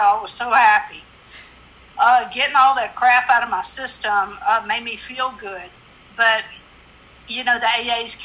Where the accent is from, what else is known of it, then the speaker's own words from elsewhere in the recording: Monroe, Louisiana, United States; moved away as an adult; also born or lived in Lafayette, Louisiana / Austin, Texas; now in New York, United States; I'm from Monroe, Louisiana. And I moved down to Lafayette, Louisiana